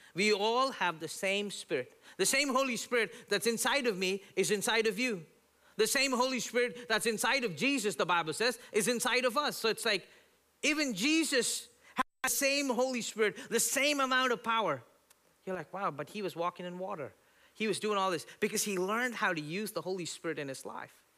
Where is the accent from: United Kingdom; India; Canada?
India; now in United States; growing up in India